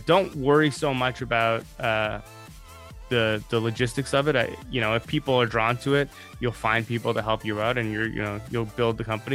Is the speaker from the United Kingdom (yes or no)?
no; Canada; I'm Canadian